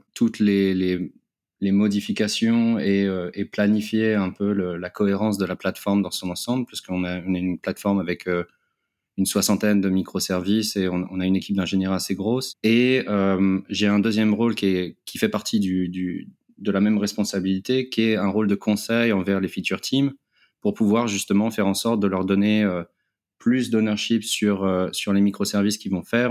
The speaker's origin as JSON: {"language": "French", "town": "Paris", "region": "Île-de-France", "country": "France", "also_born_or_lived": "Japan", "moved": "as an adult", "lives_now": "Thailand", "said": "je viens de, Paris, de la région parisienne, où j'ai travaillé euh, on va dire une, petite dizaine d'années"}